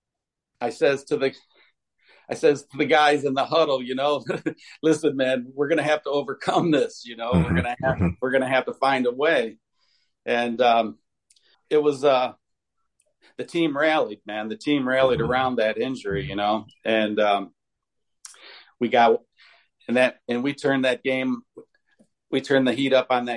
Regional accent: Toledo, Ohio, United States; I grew up in the Scott district

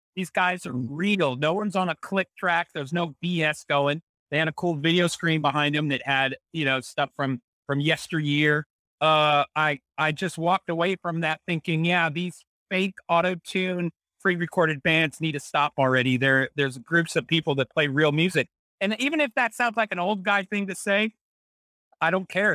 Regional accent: San Antonio, Texas, United States; growing up in San Antonio, Texas

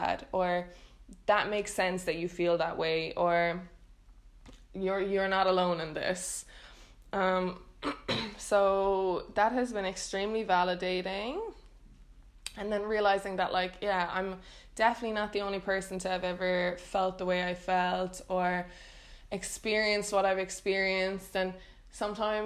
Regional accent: Ireland; moved away as an adult; now in Netherlands; growing up in Ireland

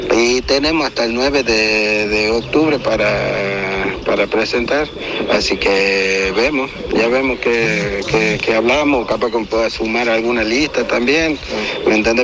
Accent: Villa Cubas, Catamarca, Argentina; nacimos, nos crecimos acá en Villa Cuba

